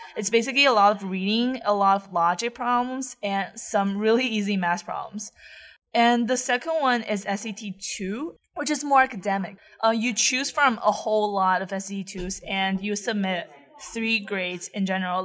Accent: Taiyuan, Shanxi, China; English is a second language; moved away as an adult; also born or lived in Ithaca, United States; now in United States; I'm from Taiyuan, Shanxi

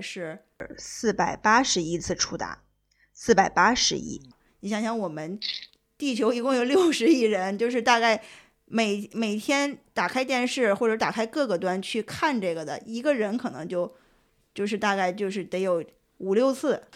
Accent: China; 我们中国人

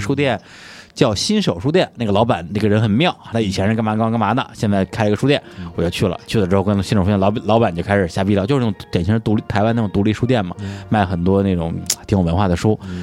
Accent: China; 我们大陆人

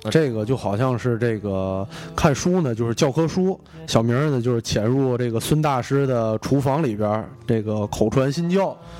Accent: northern China, China; 咱就是北方人

